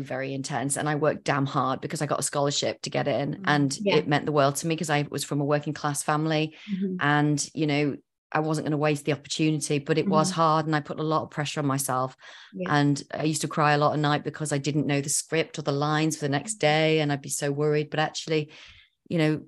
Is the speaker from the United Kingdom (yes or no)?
yes; Yorkshire and the Humber, United Kingdom; moved away as an adult; also born or lived in London; I was Northern and I was from West Yorkshire as well